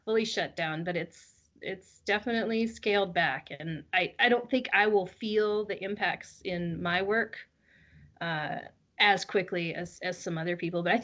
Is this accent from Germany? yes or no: no; United States; moved away as an adult; also born or lived in Colorado; now in British Columbia, Canada; I'm just an American living in Canada